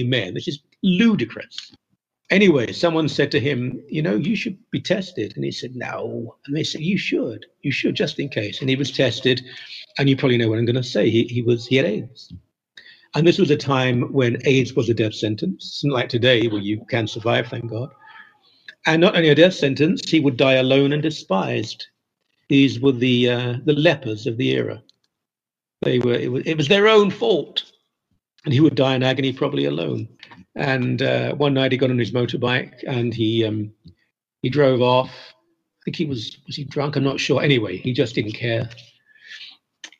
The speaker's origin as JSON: {"language": "English", "country": "United Kingdom", "moved": "as an adult", "lives_now": "Toronto, Canada", "said": "I'm a Brit who's lived in this country 35 years"}